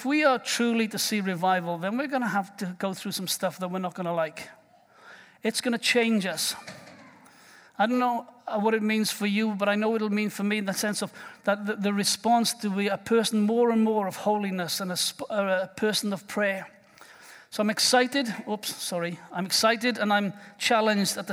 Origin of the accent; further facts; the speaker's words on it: Wales, United Kingdom; moved away; as a Welshman